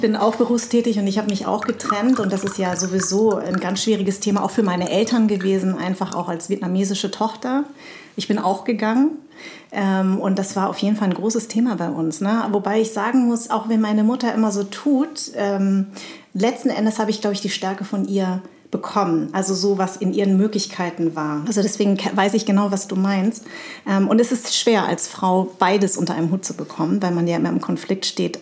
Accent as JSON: {"language": "German", "town": "Munich", "region": "Bavaria", "country": "Germany", "tie": "born or raised there", "said": "in dieser Zeit bin ich in München ja auch groß geworden"}